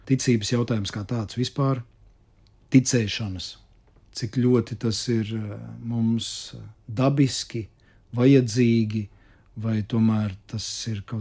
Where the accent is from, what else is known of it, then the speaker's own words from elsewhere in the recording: Latvia; Uh, ka es esmu latvietis, ka es esmu labi pieņems, aktieris mm. un vēl un vēl un vēl.